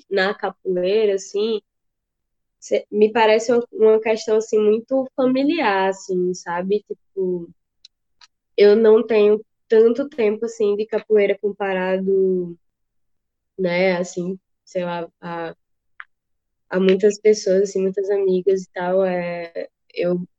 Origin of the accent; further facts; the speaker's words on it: Juazeiro, Brazil; assim, sou daqui de Juazeiro